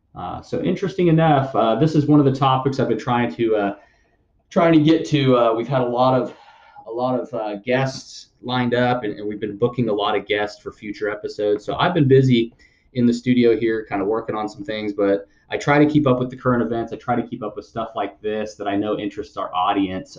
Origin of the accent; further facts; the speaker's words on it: United States; us as Americans